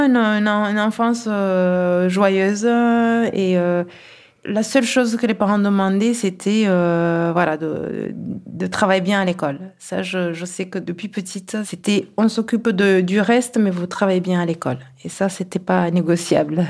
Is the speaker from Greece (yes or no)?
no; Kigali, Rwanda; born or raised there; now in Toulouse, France